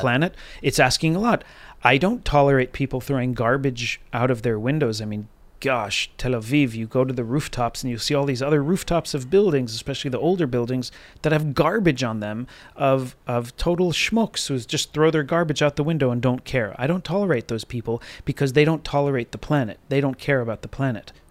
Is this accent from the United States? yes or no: yes; United States; I'm speaking as an American